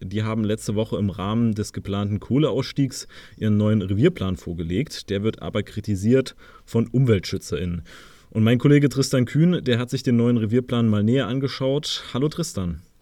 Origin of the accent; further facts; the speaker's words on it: Leipzig, Saxony, Germany; als Leipziger